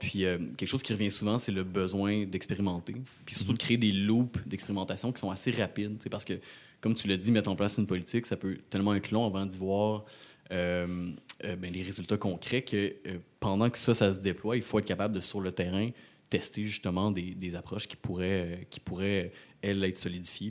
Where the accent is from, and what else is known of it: Rimouski, Quebec, Canada